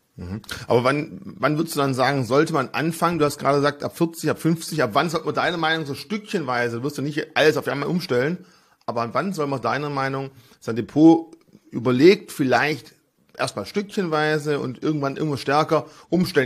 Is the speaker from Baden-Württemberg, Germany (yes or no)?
yes; Swabia, Baden-Württemberg, Germany; als Schwabe